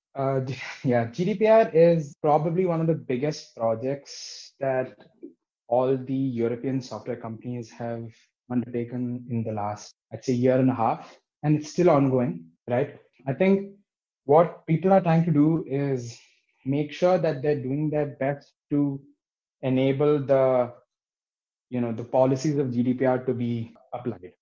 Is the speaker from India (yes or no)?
yes; Bangalore, Karnataka, India; moved away as an adult; now in Berlin, Germany; I grew up in Bangalore